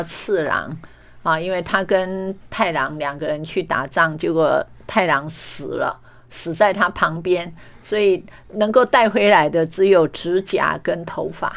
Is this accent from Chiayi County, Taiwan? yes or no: yes; Meishan, Chiayi County, Taiwan; 我的故乡梅山